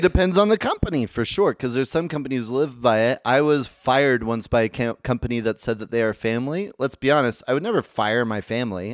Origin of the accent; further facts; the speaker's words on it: Medford, Oregon, United States; now in Utah, United States; I'm from Medford, Oregon